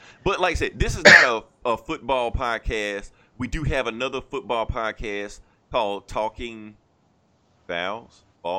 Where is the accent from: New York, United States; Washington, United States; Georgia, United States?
Georgia, United States; Atlanta; I claim Atlanta because, like I said, technically I'm from Atlanta.